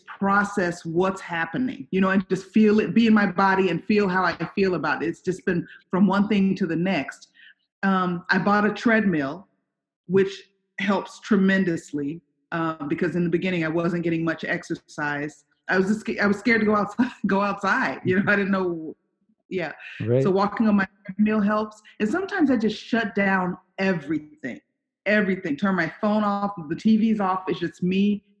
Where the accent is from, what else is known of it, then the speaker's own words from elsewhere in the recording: Chicago, Illinois, United States; moved away as an adult; also born or lived in Iowa / Los Angeles; I grew up in Chicago. I'm from the south side